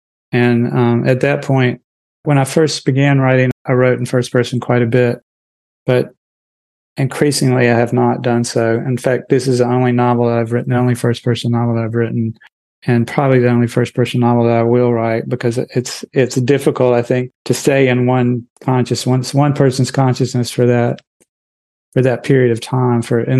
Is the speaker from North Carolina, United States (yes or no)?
yes; North Carolina, United States; As you know, growing up in Eastern North Carolina, a large part of any conversation is just trash talk.